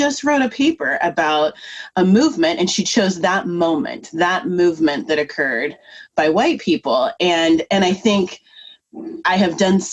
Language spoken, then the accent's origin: English; Troutdale, Oregon, United States; I'm from Troutdale, Oregon, you know, from a low income area